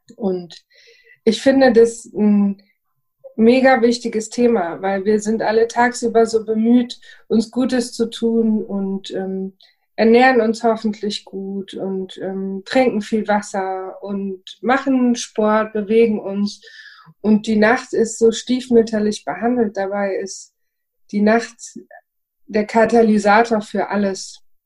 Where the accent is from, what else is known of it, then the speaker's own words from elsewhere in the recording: Frankfurt am Main, Hesse, Germany; Ich bin aus Frankfurt am Main